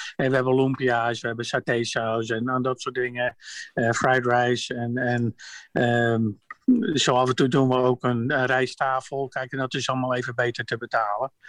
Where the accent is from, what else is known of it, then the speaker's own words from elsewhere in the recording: Netherlands; now in United States; ik ben een Hollander